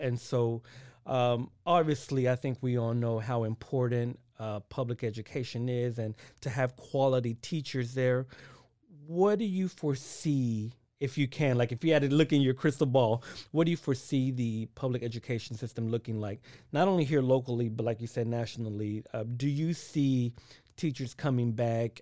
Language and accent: English; Waco, Texas, United States; I'm originally from Waco